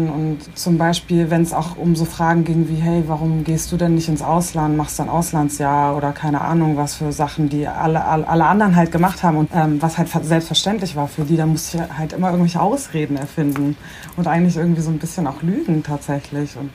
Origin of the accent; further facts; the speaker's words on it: Bremen, Germany; also ich bin zwar in Bremen geboren und aufgewachsen, das ist super durchmischt